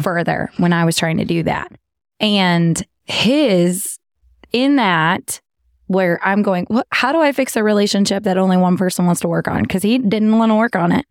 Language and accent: English; Texas, United States; accent: southern; I'm from Texas.